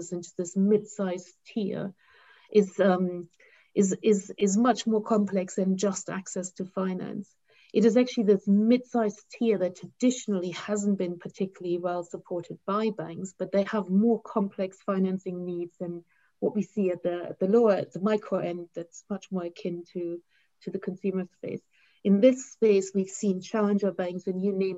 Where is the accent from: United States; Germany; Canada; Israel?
Germany; now in United Kingdom; in my home country, like Germany